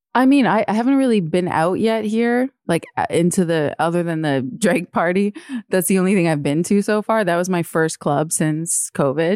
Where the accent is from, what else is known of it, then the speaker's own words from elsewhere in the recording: Toronto, Ontario, Canada; moved away as an adult; also born or lived in New York; now in Toronto, Canada; as a kid, like, I grew up here and I went to school here